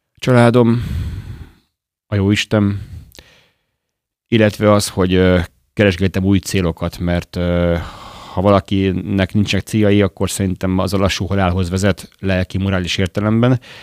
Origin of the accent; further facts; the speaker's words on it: Gyöngyös, Heves, Hungary; moved away as an adult; also born or lived in Budapest / Jászberény / Madrid; now in Debrecen, Hungary; Budapesten születtem, de gyermekkoromban ö, ö, gyöngyösön éltem, Jászberényben és ismét gyöngyösen.